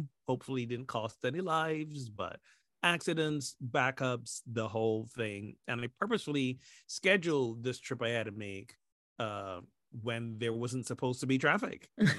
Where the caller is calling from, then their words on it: Washington, District of Columbia, United States; Tuning in from the old stomping grounds of Washington, D.C.